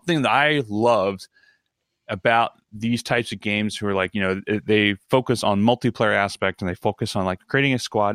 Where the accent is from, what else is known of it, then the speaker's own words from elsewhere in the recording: Baltimore, Maryland, United States; moved away; also born or lived in New York area; I'm from Baltimore, spent a lot of time in DC